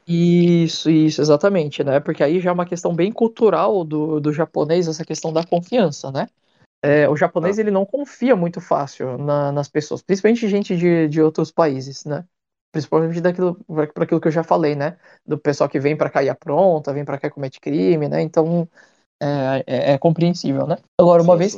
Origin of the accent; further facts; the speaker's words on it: Brazil; moved away as an adult; now in Japan; já ter cara de ser um descendente japonês, mas sei lá, às vezes meio brasileiro